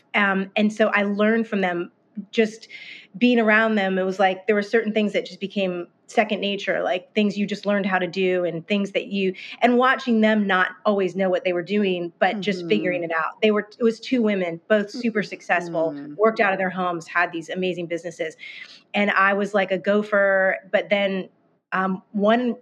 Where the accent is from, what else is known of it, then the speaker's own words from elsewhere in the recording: Northern Virginia, United States; moved away as an adult; now in Nashville, United States; I grew up in Northern Virginia